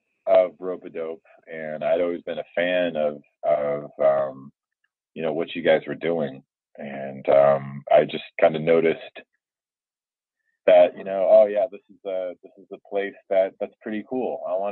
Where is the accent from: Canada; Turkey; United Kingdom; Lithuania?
Canada; Montreal, Quebec; born there; Yeah, I was born in Montreal in Canada.